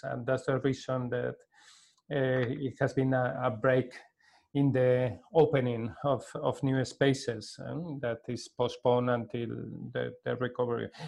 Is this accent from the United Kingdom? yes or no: no; Pamplona, Navarre, Spain; from Pamplona, a little uh, village in the in the north of Spain